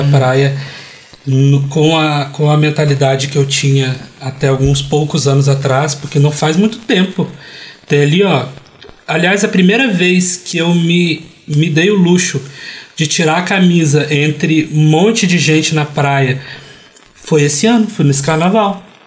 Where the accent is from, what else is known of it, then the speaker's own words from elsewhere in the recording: Vitória, Espírito Santo, Brazil; Eu cresci gay e gordo em Vitória, no Espírito Santo